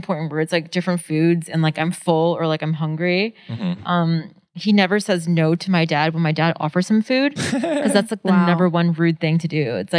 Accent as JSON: {"language": "English", "town": "New York City", "region": "New York", "country": "United States", "tie": "born or raised there", "said": "I grew up in Queens."}